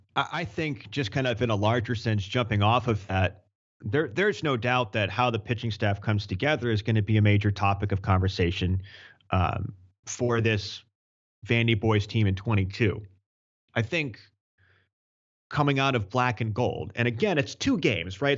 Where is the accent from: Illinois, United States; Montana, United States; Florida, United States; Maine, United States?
Maine, United States; Yarmouth; about twenty minutes from where I grew up in Yarmouth, Maine